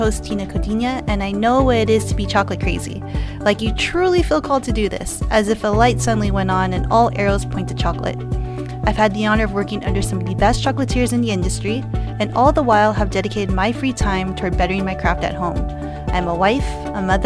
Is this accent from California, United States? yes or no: yes; Los Angeles, California, United States; also born or lived in San Diego / New York / Las Vegas / Beverly Hills; Your girl was born and raised in the Valley